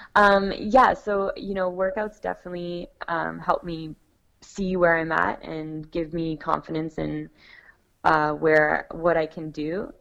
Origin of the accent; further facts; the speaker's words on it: Niagara Falls, Ontario, Canada; I've also done a fundraiser in my hometown, and I, I got a lot of support from the community there in Niagara Falls